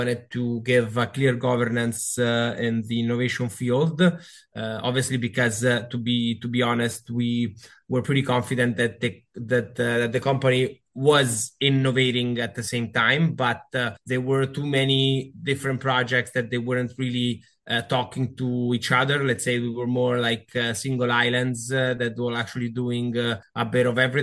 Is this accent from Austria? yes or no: no; Canada; moved away as an adult; also born or lived in Italy; now in Rome, Italy; I'm half Canadian and half Italian, so I was born and raised there. And I used to work for cruise lines in Canada. Then I moved to Italy